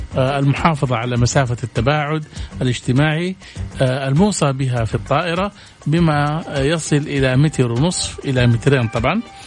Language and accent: Arabic; Saudi Arabia; عندنا في السعودية